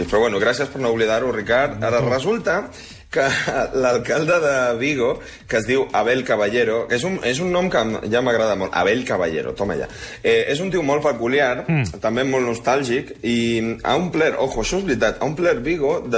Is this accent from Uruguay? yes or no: yes; Uruguay; also born or lived in Blanes, Spain; A veure, jo sóc d'Uruguai i de Blanes. Jo no em puc sentir superior a ningú.